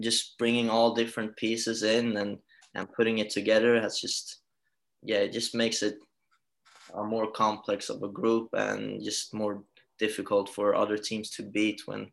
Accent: Halmstad, Halland County, Sweden; moved away as an adult; now in Rockville Centre, United States; I was born and raised in Halmstad, moved away when I was 19 overseas

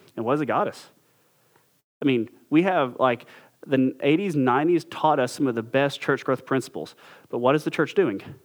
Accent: United States; we're American

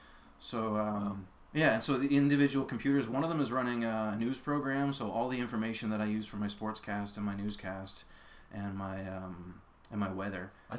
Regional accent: Nova Scotia, Canada; now in Antigonish, Canada; Picto County originally.

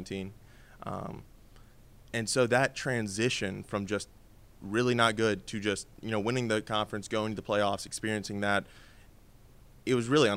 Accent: Alabama, United States; I'm from Alabama

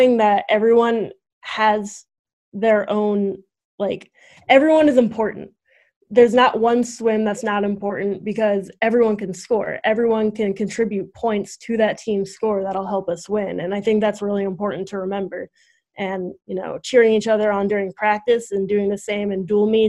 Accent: Missouri, United States; moved away as an adult; now in Fairfield, United States; I'm from Missouri

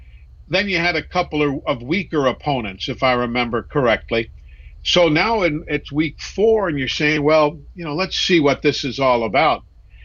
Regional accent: New York City, New York, United States; moved away; I grew up in New York City

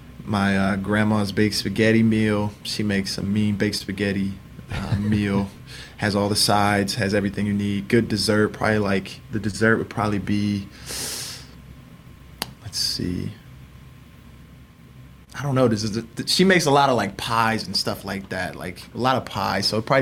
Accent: Indiana, United States; You know, we're big Colts fans. We're from Indiana, big Colts fans.

